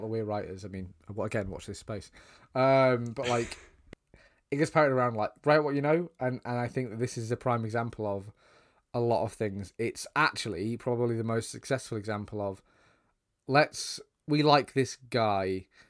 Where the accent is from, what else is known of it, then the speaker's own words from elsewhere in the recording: United Kingdom; as two British guys